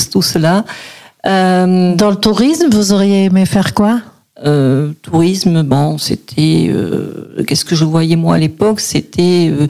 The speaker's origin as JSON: {"language": "French", "town": "Oujac", "region": "Occitania", "country": "France", "tie": "born there", "said": "Je suis né à Oujac, en Cévennes dans le département du Gard, euh, pas très loin donc du Mont-Lozère."}